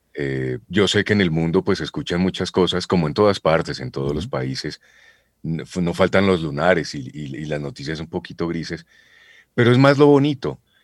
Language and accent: Spanish; Boyacá, Colombia; Yo soy boyacense